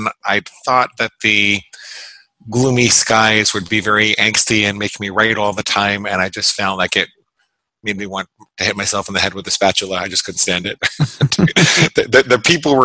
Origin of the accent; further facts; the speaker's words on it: Great Neck, New York, United States; moved away as an adult; also born or lived in Syosset, New York / New Hampshire; now in Florida, United States; I grew up in a little town called Great Neck on Long Island